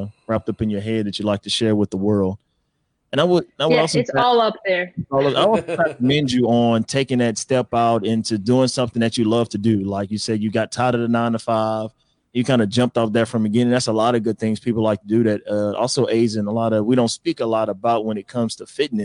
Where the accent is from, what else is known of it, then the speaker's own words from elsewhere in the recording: Port Arthur, Texas, United States; I'm from Port Arthur, Texas.